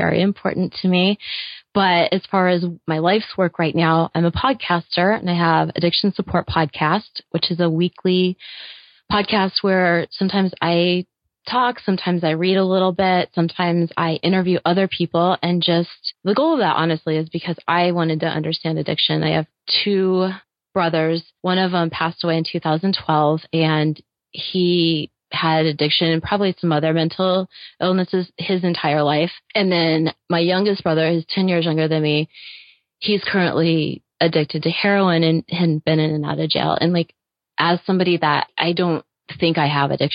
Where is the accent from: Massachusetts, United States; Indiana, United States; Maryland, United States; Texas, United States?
Indiana, United States; I grew up in Indiana